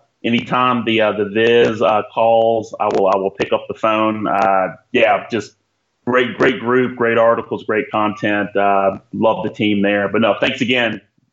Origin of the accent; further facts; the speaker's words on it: Alabama, United States; So I grew up in Alabama, but we were like one of the only like Knicks fans that were there.